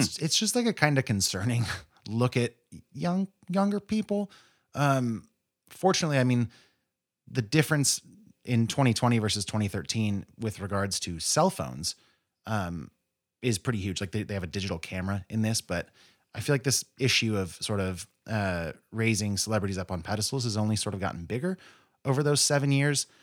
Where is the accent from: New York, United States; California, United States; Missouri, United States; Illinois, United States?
California, United States; Modesto; I grew up in Modesto, which is a stone's throw from Tracy